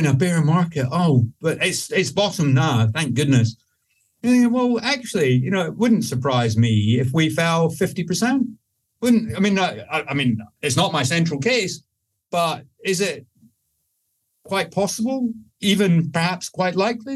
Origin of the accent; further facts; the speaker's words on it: Scotland, United Kingdom; I'm Scottish